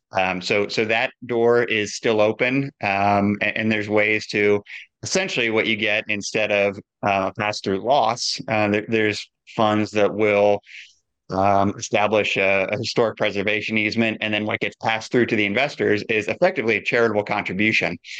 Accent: Midwest, United States; I grew up in the Midwest

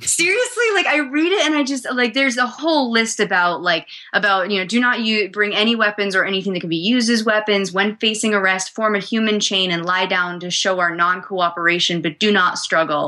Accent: New Hampshire, United States; I was growing up in New Hampshire

